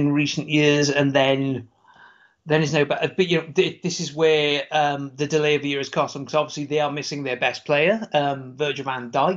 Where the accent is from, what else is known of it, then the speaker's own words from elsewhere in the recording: United Kingdom; I'm a Brit